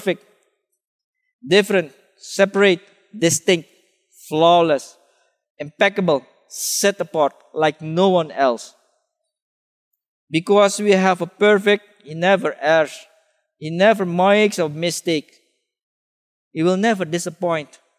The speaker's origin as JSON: {"language": "English", "country": "Suriname", "tie": "born or raised there", "moved": "yes", "said": "I grew up in Suriname"}